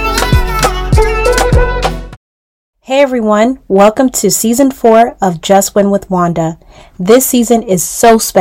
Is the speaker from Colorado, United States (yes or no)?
no; South Carolina, United States; also born or lived in Nigeria; I was born in Nigeria and then I grew up in South Carolina